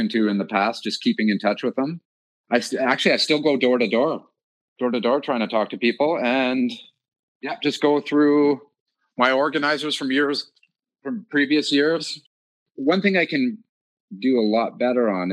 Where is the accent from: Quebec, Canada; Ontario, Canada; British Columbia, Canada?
British Columbia, Canada; Mission; I was born and raised in Mission